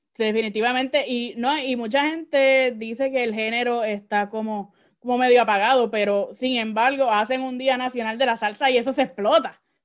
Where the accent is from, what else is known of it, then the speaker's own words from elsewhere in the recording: Caguas, Puerto Rico; now in Orlando, United States; yo soy de Cagua.